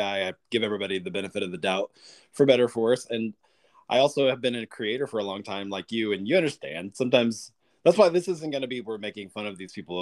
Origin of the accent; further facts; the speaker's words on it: the South, United States; I grew up in the South